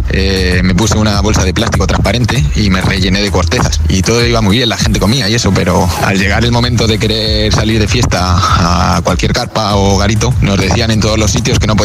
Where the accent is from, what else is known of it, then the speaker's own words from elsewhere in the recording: Community of Madrid, Spain; now in Alicante, Spain; de Madrid, desde Alicante.